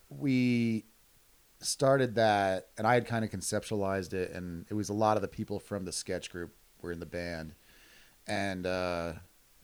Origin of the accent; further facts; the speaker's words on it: New York, United States; I grew up in New York. A little like an hour north of the city.